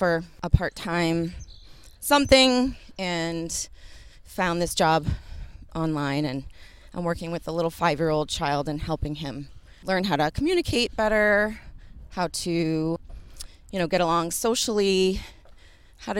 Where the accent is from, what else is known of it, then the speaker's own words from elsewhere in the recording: Sharon, Massachusetts, United States; also born or lived in Westwood, Massachusetts; I grew up in Sharon, so just like a couple towns over